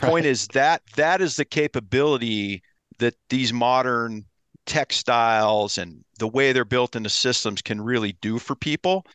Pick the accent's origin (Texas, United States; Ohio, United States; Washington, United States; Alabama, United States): Ohio, United States; I grew up in Ohio, so I love to whitetail hunt